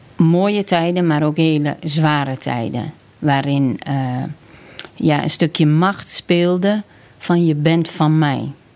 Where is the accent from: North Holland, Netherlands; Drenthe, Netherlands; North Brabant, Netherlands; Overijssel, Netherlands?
Overijssel, Netherlands; near Kampen; Ik ben opgegroeid op de Veluwe op, eh, onder de rook van Kampen eigenlijk. Dat is eigenlijk uh, Overijssel, maar eh, de Zanden.